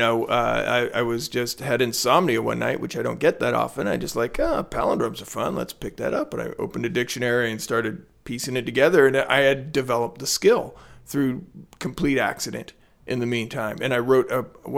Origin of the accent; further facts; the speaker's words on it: Portland, Oregon, United States; growing up in Portland